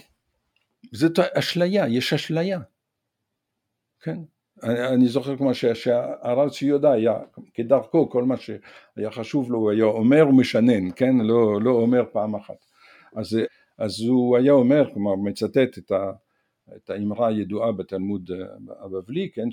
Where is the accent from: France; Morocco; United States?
France; Provence-Alpes-Côte d'Azur; Hebrew is a second language; also born or lived in northern France; now in Israel; מגיל שבע אני גדלתי ב-, ב-, בפרובנץ, בהר, לב-, בדרום צרפת